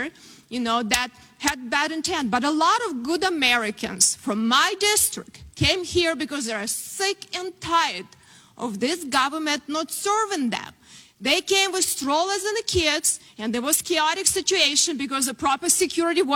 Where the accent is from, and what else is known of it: Ukraine; born or raised there; moved away as an adult; now in United States